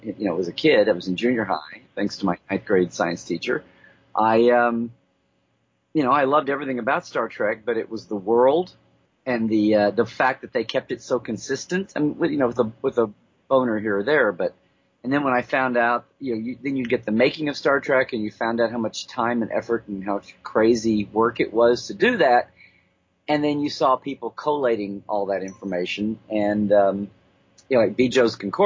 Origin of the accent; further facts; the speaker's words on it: Oklahoma, United States; growing up in Oklahoma. So I was out in the middle of nowhere